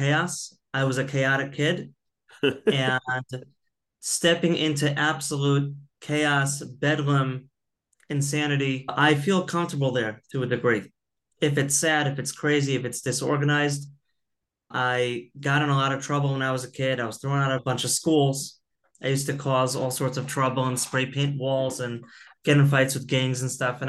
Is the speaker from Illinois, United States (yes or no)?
yes; Chicago, Illinois, United States; now in Israel; I grew up in Chicago